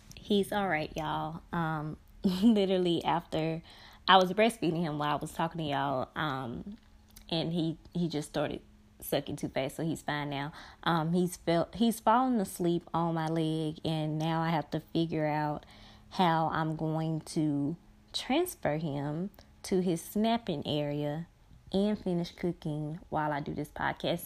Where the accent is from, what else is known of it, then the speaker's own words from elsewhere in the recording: Brookhaven, Mississippi, United States; my hometown of Brookhaven, Mississippi